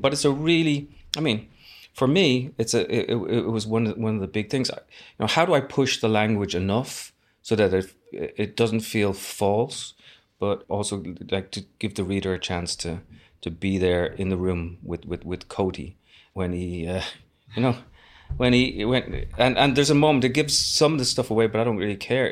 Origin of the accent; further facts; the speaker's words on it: Dublin, Leinster, Ireland; I was born in Dublin